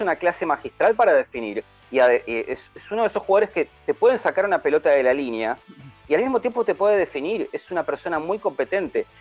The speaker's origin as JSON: {"language": "Spanish", "country": "Argentina", "also_born_or_lived": "Buenos Aires"}